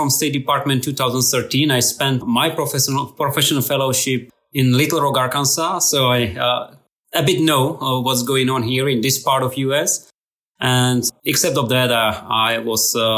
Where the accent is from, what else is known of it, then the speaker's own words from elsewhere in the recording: Slovakia; I'm from Slovakia.